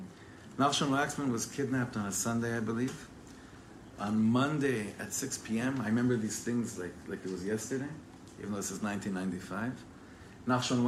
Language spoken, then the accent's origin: English; Ra'anana, Central District, Israel; also born or lived in Englewood, United States / Los Angeles, United States; But I was born in Englewood Hospital in New Jersey, and we made Aliyah from LA to Ra'anana, not too far, in 1989. I was 9 years old.